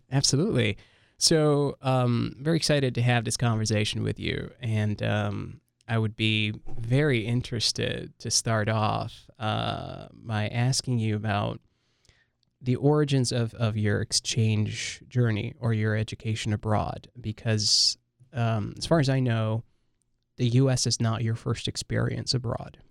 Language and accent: English; Libya; also born or lived in Lebanon; now in United States; I'm, I'm from Libya. I've been, been to Lebanon for a while, and then now I'm in the U S